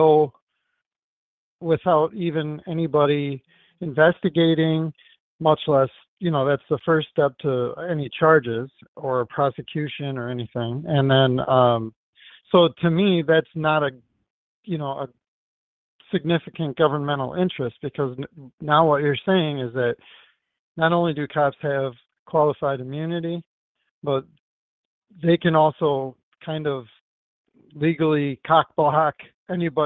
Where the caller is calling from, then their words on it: Wisconsin, United States; I'm calling from Wisconsin